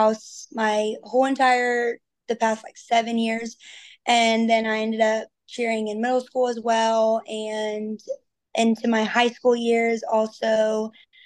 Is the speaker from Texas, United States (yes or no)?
yes; Texas, United States; I am from Texas